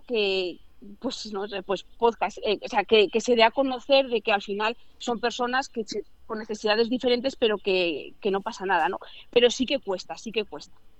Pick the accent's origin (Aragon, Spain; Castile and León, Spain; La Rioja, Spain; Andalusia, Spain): Aragon, Spain; Zaragoza; soy de Zaragoza